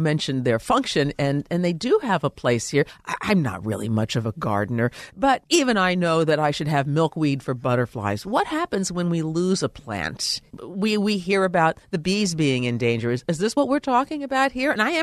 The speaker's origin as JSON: {"language": "English", "region": "Midwest", "country": "United States", "tie": "born or raised there", "moved": "yes", "said": "I grew up in the Midwest"}